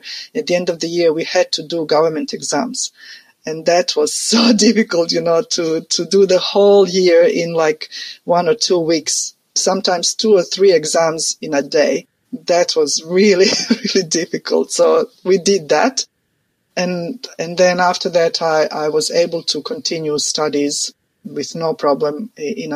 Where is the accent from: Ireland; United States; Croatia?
Croatia; moved away; I'm from Croatia, which used to be part of Yugoslavia.